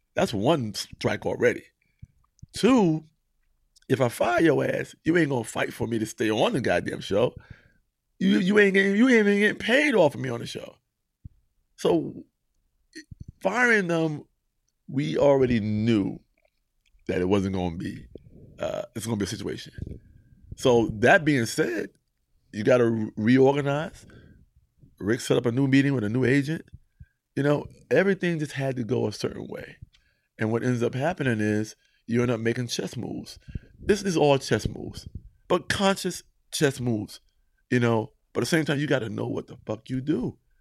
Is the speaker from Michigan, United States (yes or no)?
no; Mount Vernon, New York, United States; Not only was I from Mount Vernon, I'm from New York